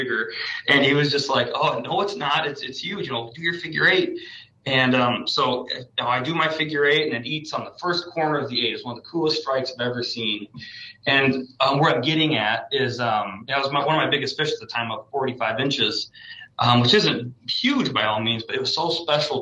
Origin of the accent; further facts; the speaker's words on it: Iowa, United States; I'm from Iowa